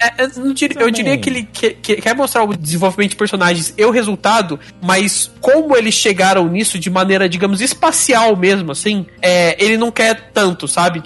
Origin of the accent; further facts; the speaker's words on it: Brazil; a gente é brasileiro